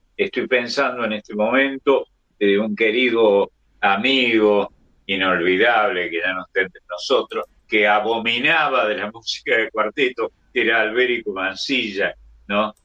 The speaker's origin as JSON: {"language": "Spanish", "region": "Córdoba", "country": "Argentina", "tie": "born or raised there", "said": "el barrio San Vicente, donde nací."}